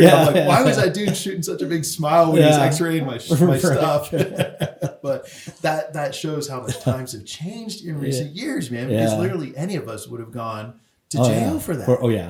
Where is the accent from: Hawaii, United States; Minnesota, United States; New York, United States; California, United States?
California, United States; oh, I'm from California. That's a one-time thing.